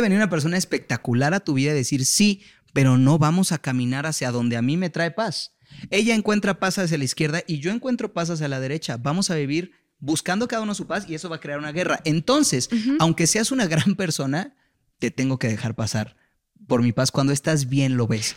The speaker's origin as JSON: {"language": "Spanish", "country": "Mexico", "tie": "born or raised there", "said": "Nací en México, en una familia que no tuvo las capacidades de mandarme a una universidad en Estados"}